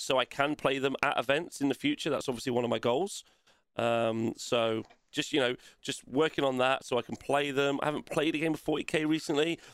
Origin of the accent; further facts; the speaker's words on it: Nottingham, East Midlands, United Kingdom; it's just in my hometown